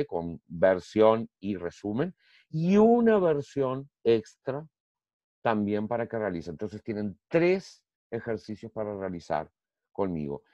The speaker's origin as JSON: {"language": "Spanish", "country": "Uruguay", "moved": "as an adult", "lives_now": "Brazil", "said": "soy uruguayo, graduado, en graduación en Uruguay en Derecho y aquí en Brasil también"}